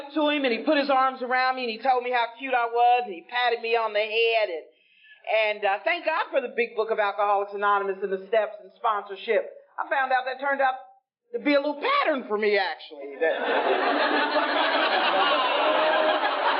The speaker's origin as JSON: {"language": "English", "town": "Greenville", "region": "South Carolina", "country": "United States", "tie": "born or raised there", "moved": "yes", "lives_now": "Cincinnati, United States", "said": "I'm originally from Greenville, South Carolina"}